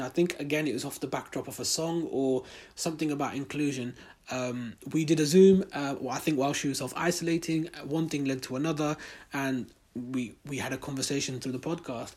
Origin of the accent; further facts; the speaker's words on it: United Kingdom; we're in a, Muslim, in a British Muslim community, British Pakistani community.